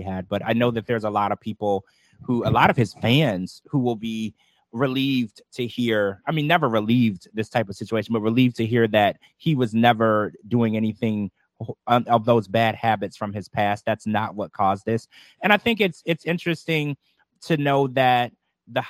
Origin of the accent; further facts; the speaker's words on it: Baton Rouge, Louisiana, United States; I grew up in Baton Rouge, Louisiana